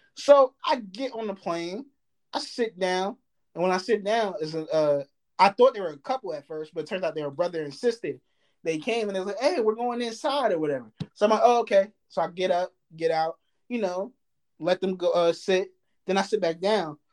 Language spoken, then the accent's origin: English; New Jersey, United States; I'm from Jersey